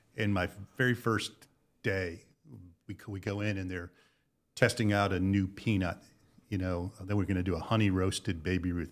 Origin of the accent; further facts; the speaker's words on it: Connecticut, United States; moved away as an adult; I was born in Connecticut